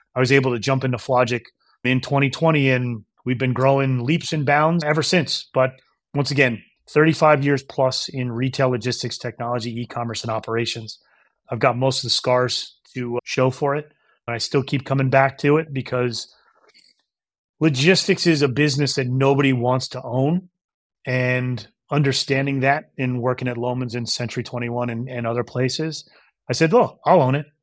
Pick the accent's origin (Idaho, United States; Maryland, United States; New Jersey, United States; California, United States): New Jersey, United States; moved away as an adult; also born or lived in New York / Maine; I'm born in New York, raised in New Jersey